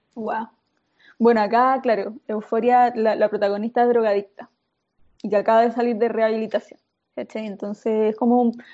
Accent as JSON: {"language": "Spanish", "country": "Chile", "said": "soy chilena, soy muy chilena"}